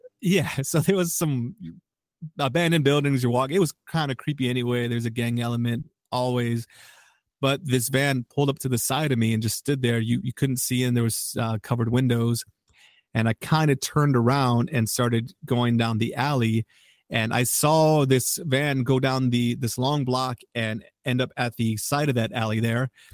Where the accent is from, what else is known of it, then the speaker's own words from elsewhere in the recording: Chicago, Illinois, United States; I'm a Chicagoan